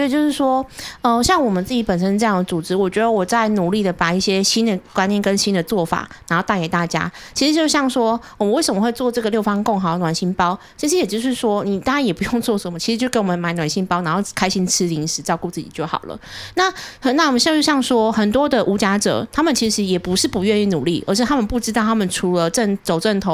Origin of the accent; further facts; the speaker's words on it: Taichung, Taiwan; accent: Taichung accent; 你们会真的觉得我有台中腔吗